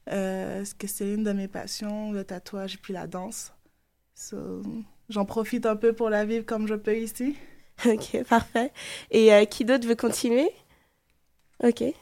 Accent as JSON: {"language": "French", "country": "Martinique", "moved": "yes", "lives_now": "Montreal, Canada", "said": "moi, je viens de la Martinique."}